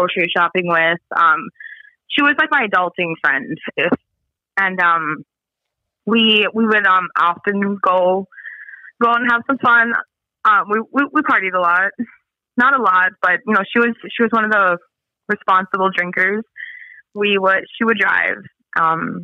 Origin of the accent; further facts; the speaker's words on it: Spirit Lake Reservation, North Dakota, United States; I'm from Spirit Lake Reservation